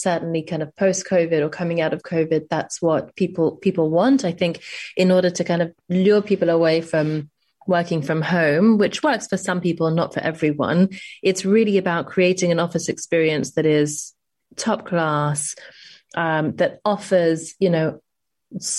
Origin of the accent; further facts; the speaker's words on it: London, United Kingdom; also born or lived in New York; growing up in London and then I spent 5 years in New York